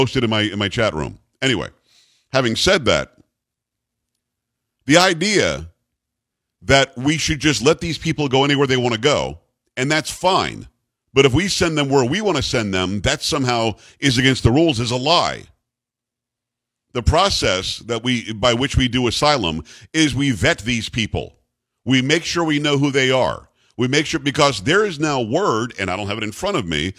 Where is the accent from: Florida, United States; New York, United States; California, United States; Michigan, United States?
Florida, United States; South; now in Texas, United States; I grew up in South Florida